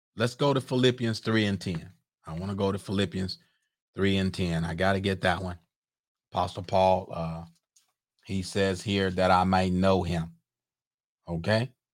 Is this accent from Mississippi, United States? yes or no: yes; Mississippi, United States; I'm a old Southern boy. I'm from Mississippi